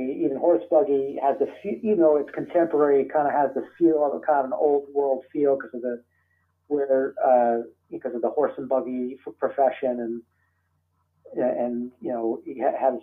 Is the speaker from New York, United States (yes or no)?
yes; New York City, New York, United States; I'm from New York City